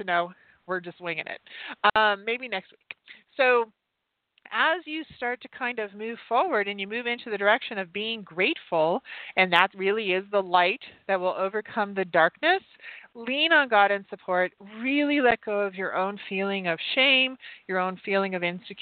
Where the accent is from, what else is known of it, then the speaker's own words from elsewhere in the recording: Utah, United States; moved away; Utah, which is my home state. I don't live there anymore